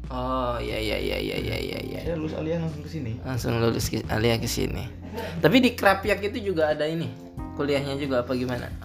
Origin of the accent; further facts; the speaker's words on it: Jepara, Central Java, Indonesia; Jepara karena rumah saya juga